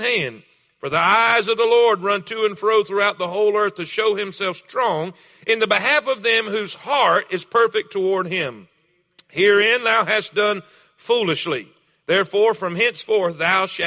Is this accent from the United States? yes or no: yes; South Florida, United States; I'm from South Florida. I'm Florida cracker.